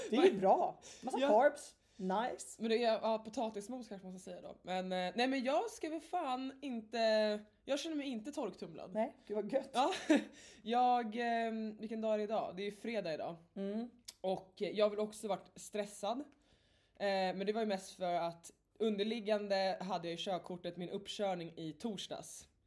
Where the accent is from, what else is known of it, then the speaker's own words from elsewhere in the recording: Stockholm, Stockholm County, Sweden; Till mitt försvar så är jag uppvuxen i Stockholm och uh, ja, man behör, jag har bott i Stockholms innerstad